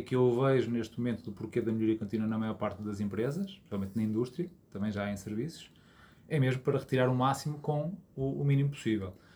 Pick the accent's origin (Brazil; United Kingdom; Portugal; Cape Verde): Portugal; Porto, Norte; also born or lived in Azores; sou natural aqui do Porto